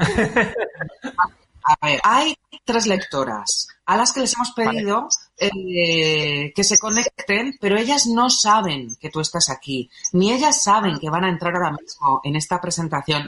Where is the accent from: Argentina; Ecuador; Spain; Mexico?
Spain; Málaga, Andalusia; Como malagueña que soy.